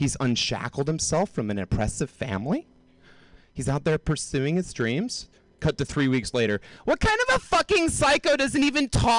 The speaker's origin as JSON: {"language": "English", "region": "the South", "country": "United States", "moved": "yes", "said": "Like, when I moved here from the South, like, deep, deep South, I didn't know anything about astronomy."}